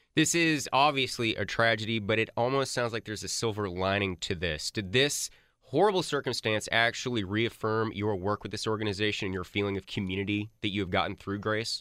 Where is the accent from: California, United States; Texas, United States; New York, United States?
Texas, United States; Grapevine; I grew up in Grapevine